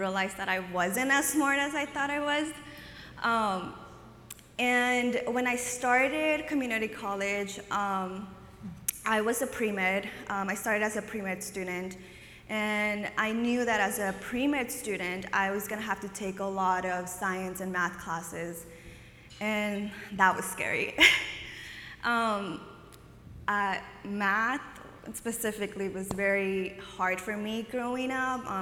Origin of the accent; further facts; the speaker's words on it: San Jose, California, United States; also born or lived in Oaxaca, Mexico; I'm from here, the Bay Area. I'm from San Jose. I grew up here.